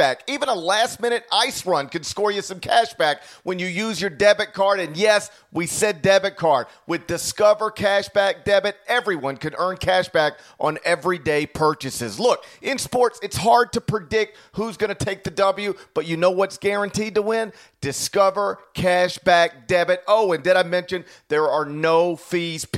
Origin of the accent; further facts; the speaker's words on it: North Mississippi, United States; moved away; growing up in North Mississippi